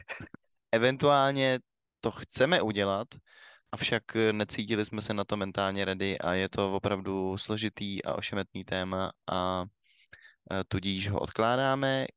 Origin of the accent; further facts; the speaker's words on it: Czechia; my, my jako Češi máme samozřejmě to trochu posunutý, protože my jsme extrémně ateistický národ